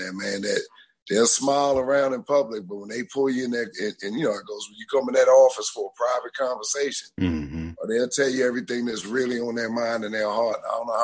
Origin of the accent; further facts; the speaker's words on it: Baltimore, Maryland, United States; I grew up here in Baltimore